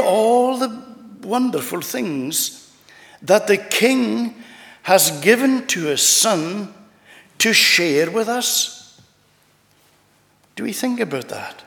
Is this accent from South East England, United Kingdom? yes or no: no; United Kingdom / Scottish, Scotland, United Kingdom; we're here in the United Kingdom, and we love our country. Whether we look at ourselves sometimes as being part of the United Kingdom or part of our Scottish, we love our country